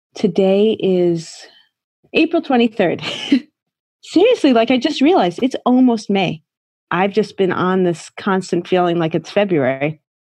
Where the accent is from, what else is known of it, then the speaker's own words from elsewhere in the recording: United States; moved away as an adult; now in Shanghai, China; I am American. I've been living in China for 17 years. I'm in Shanghai